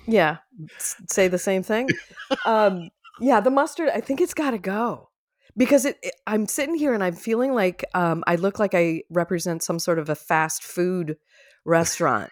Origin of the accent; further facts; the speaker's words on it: Minnesota, United States; I'm from Minnesota